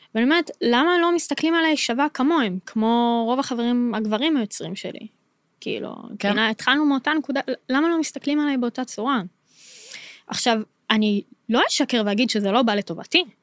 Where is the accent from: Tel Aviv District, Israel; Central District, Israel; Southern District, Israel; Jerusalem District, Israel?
Central District, Israel; Modi'in; בתור ישראלית אני יכולה להגיד, וכשגדלתי, אז הרי גדלתי במודיעין